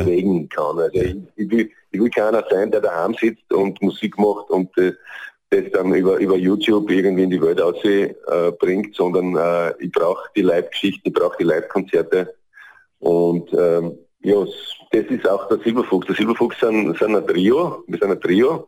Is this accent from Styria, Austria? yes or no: yes; Southern Styria, Austria; bei uns in der Südsteiermark